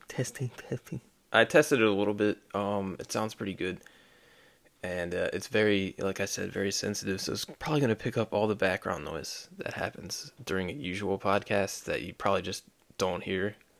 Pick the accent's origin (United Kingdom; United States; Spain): United States; as an American